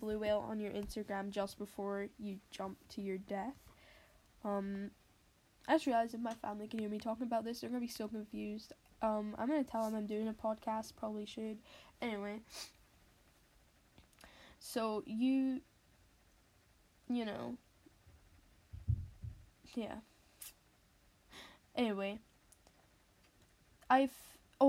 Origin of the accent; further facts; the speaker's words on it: Scotland, United Kingdom; I'm Scottish, and that's in the UK